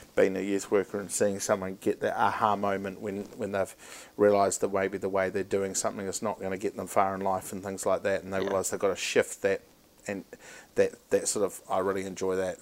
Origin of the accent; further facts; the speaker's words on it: Christchurch, Canterbury, New Zealand; also born or lived in Auckland; I was born in Auckland, bred in Canterbury, so I've got the best uh, the best side of some things. But um, I grew up a lot of my life in, in Christchurch uh, as a kid